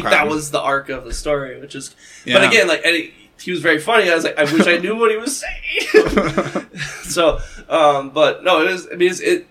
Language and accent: English; England, United Kingdom; But you're reading it, because I'm English, reading it, because I don't speak South Korean